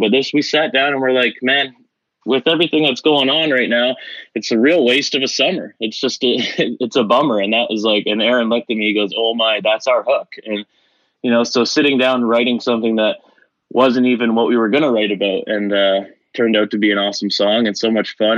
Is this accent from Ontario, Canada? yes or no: yes; Dorchester, Ontario, Canada; my hometown, small town living in Dorchester